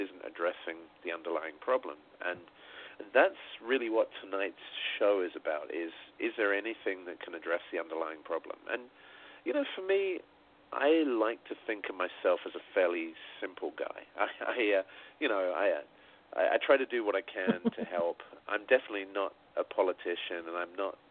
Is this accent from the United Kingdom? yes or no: yes; Sussex, South East England, United Kingdom; I'm a kid from Sussex in England, right? I'm not even from a city